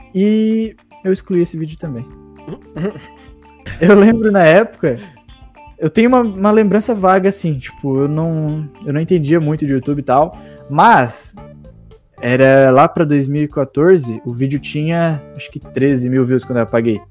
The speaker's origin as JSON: {"language": "Portuguese", "region": "southern Santa Catarina", "country": "Brazil", "said": "sou de Santa Catarina mesmo. Bem no sul ali"}